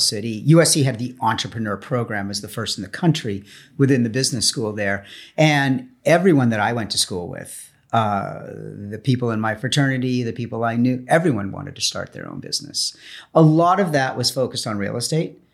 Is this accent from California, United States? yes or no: yes; Los Angeles, California, United States; fourth generation Angelino